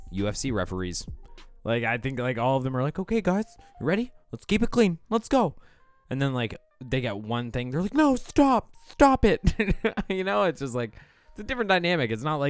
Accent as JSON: {"language": "English", "region": "Ontario", "country": "Canada", "said": "I'm from Southern Ontario."}